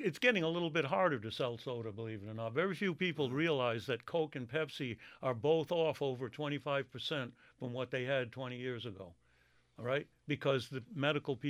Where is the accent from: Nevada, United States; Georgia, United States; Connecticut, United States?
Connecticut, United States; North Windham; we grew up in North Windham